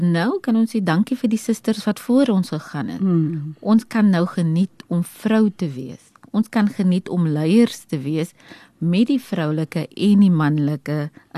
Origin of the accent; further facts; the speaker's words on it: Eastern Cape, South Africa; ek is van die Oos-Kaap oorspronklik en daar het ek in 'n gesin van 6 groot geword